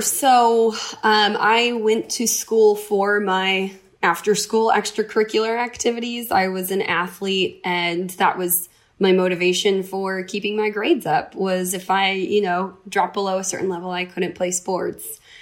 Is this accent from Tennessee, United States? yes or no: no; upstate New York, United States; moved away as an adult; also born or lived in Vermont; now in California, United States; I'm originally from the East Coast. I grew up in upstate New York